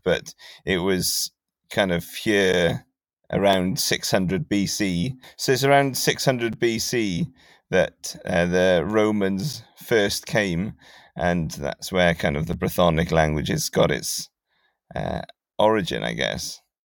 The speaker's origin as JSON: {"language": "English", "town": "Carmarthen", "region": "Wales", "country": "United Kingdom", "tie": "born or raised there", "also_born_or_lived": "England", "moved": "as an adult", "lives_now": "Cardiff, United Kingdom", "said": "I grew up in West Wales, and my wife is English, she's from Bath, and so when we moved to Cardiff, I was surprised at how little Welsh there was, because it was compared to Carmarthen, which is my hometown"}